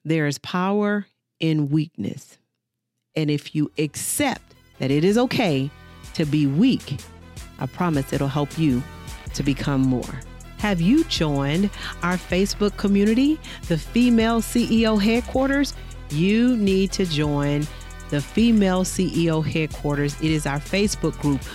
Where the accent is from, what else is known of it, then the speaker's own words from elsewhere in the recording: United States; as African American women